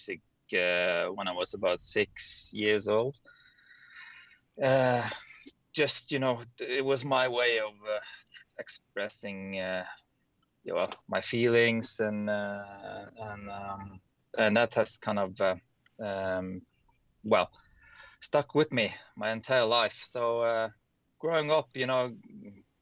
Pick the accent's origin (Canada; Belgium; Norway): Norway; Bergen, Vestland; I'm Norwegian from Bergen, the West Coast